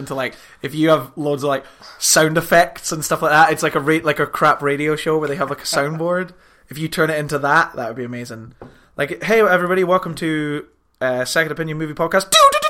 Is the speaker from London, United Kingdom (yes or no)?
no; Aberdeen, Scotland, United Kingdom; I'm from Aberdeen